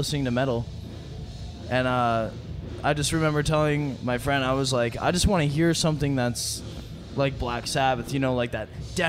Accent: Calgary, Alberta, Canada; So we're from Calgary, Alberta

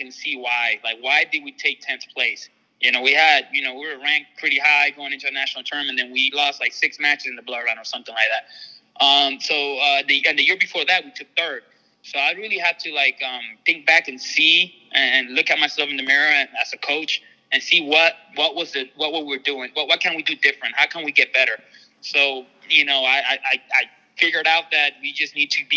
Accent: Florida, United States; I'm from Florida

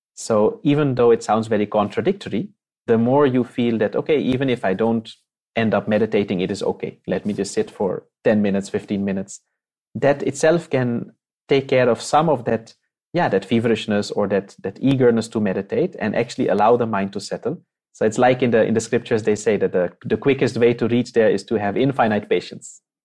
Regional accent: Netherlands; moved away; I'm from the Netherlands. I was born and brought up there, uh, made in Holland.

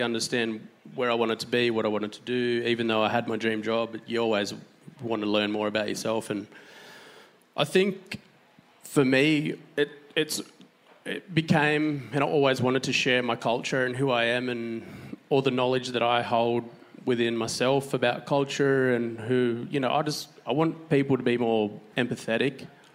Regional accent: Coffs Harbour, New South Wales, Australia; moved away as an adult; also born or lived in Sydney; growing up in Coffs and being a young surfer

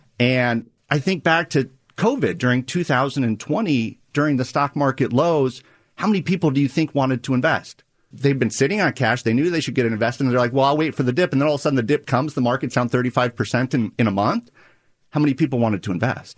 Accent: Nebraska, United States; I'm from Nebraska

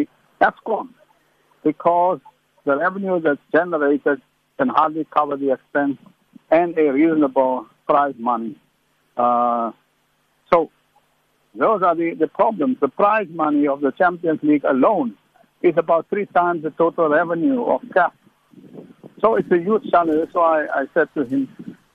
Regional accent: South Africa; as a South African

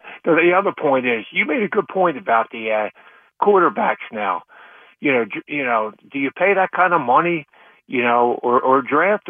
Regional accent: Philadelphia, Pennsylvania, United States; I'm from Philadelphia my whole life

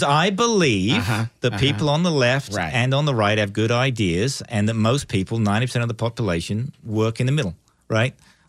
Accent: United Kingdom; accent: convoluted; moved away as an adult; also born or lived in Texas; now in Austin, United States; I'm actually originally from the U.K., But I grew up just outside London

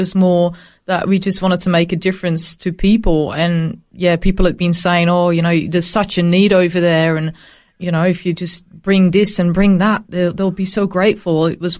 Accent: Netherlands; English is a second language; In Holland, the Netherlands.

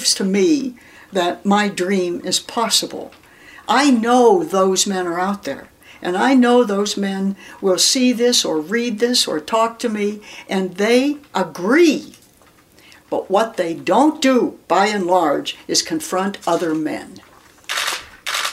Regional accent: Erie, Pennsylvania, United States; I grew up in Erie, Pennsylvania

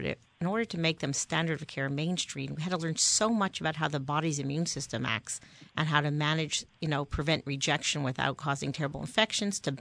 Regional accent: Canada; moved away as an adult; also born or lived in New York; I'm originally from Canada

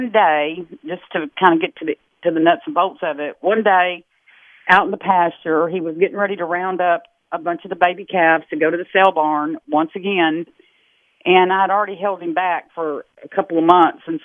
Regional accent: Texas, United States; I'm from Texas, dyed-in-the-wool Texas girl

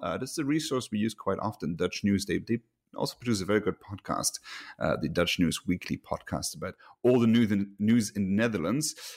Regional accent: Luxembourg; moved away; my home country, uh, Luxembourg

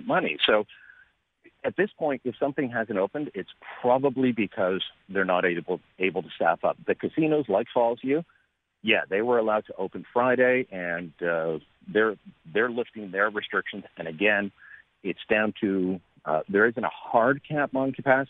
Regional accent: Canada; as a Canadian

